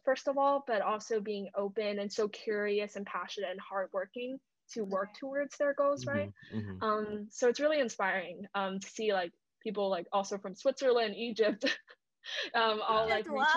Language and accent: English; Hong Kong; also born or lived in Seattle, United States; now in London, United Kingdom; I was born in Hong Kong, but I'm not like super good at Cantonese